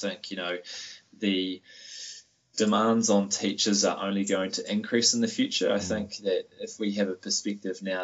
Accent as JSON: {"language": "English", "country": "New Zealand", "said": "we as Kiwi educators"}